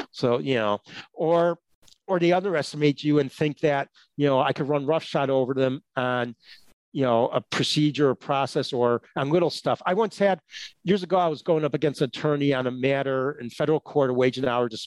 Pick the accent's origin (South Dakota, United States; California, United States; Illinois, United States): Illinois, United States; Chicago; I grew up in Chicago, right? Chicago's not that fast paced of a city, but still a big city.